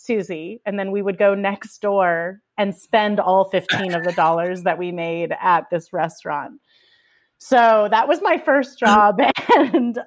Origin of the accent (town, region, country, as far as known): Kansas, United States; born or raised there